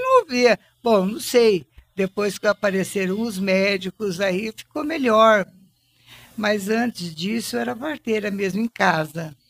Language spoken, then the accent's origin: Portuguese; Monte Alto, São Paulo, Brazil; eu dali desse lugar onde, onde eu nasci, aí nós fomos morar junto com a minha avó na rua Nhonhô Livramento